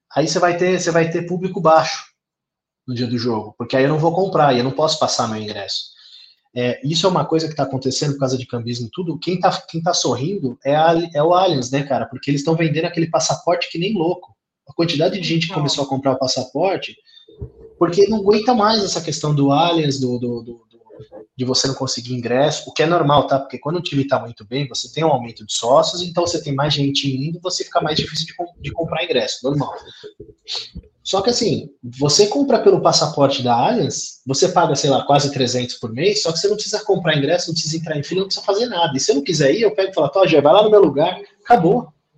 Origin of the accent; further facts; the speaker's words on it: Santo André, São Paulo, Brazil; sou de Santo André